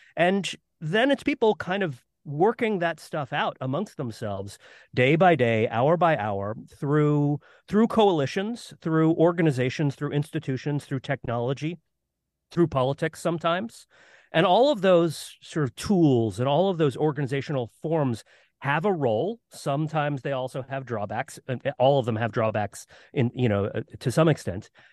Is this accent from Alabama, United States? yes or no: no; Florida, United States; I grew up in Florida